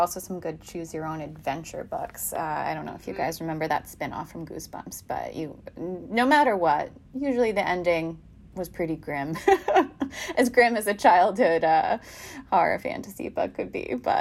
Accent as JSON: {"language": "English", "town": "New York City", "region": "New York", "country": "United States", "tie": "born or raised there", "moved": "as an adult", "lives_now": "Boston, United States", "said": "I grew up in New York, in Queens"}